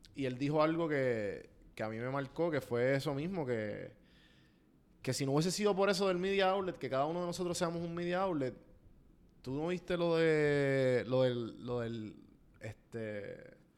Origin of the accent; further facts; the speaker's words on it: Puerto Rico; como boricua